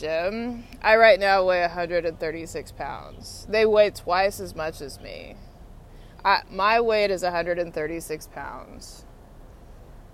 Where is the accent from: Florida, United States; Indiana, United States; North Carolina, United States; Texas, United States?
Texas, United States; Austin; moved away as an adult; now in Washington, D.C., United States; I'm from Austin, Texas. My hometown is Austin, Texas